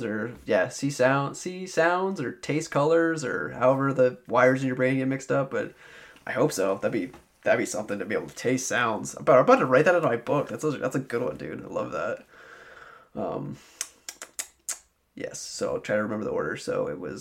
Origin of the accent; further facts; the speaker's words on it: Albany, United States; Albany, where I'm from